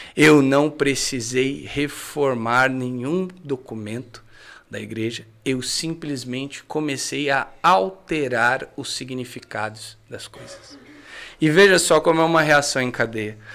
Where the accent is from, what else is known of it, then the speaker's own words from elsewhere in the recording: Cachoeira Paulista, São Paulo, Brazil; E eu cresci na Canção Nova